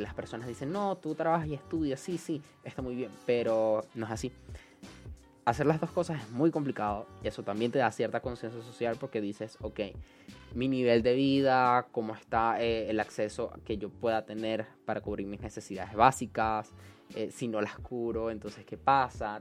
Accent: Venezuela; estábamos tan unidos como venezolanos

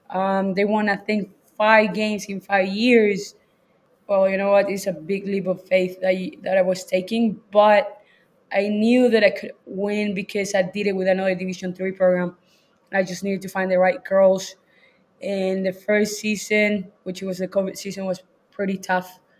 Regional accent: Chile; moved away as an adult; also born or lived in Louisiana; now in Texas, United States; I'm from Chile

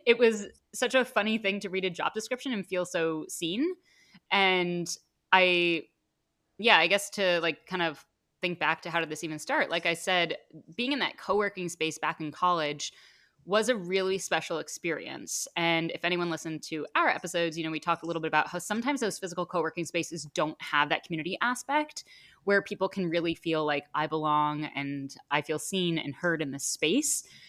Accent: Connecticut, United States; also born or lived in Penn State, Pennsylvania; now in New York, United States; I have a lot of friends from growing up in Connecticut that are here

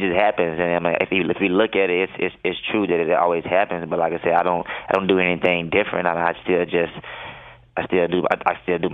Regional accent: Mississippi, United States; moved away; growing up in Mississippi

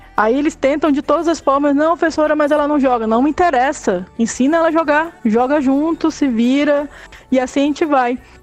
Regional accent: Belém, Pará, Brazil; moved away as an adult; now in Belo Horizonte, Brazil; ainda sou nortista, sou de Belém do Pará, né? Moro há 10 anos em Belo Horizonte.

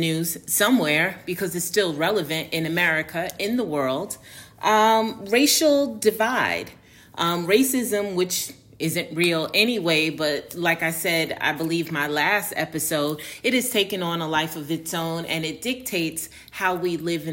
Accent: New York City, New York, United States; accent: Northerner; moved away as an adult; also born or lived in Harlem, New York; now in Atlanta, United States; I grew up in New York, I grew up in a very diverse neighborhood, best neighborhood in the world, Tribeca.

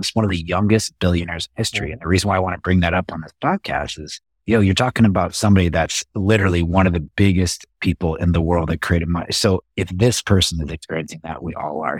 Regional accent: Las Vegas, Nevada, United States; moved away as an adult; now in San Diego, United States; born and raised in Las Vegas

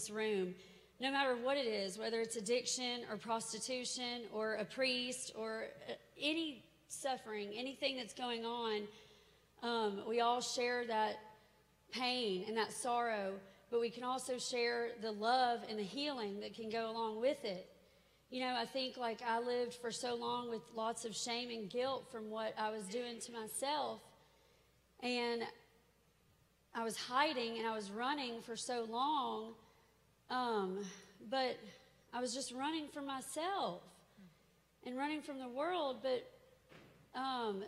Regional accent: Nashville, Tennessee, United States; I'm from Nashville. I grew up here.

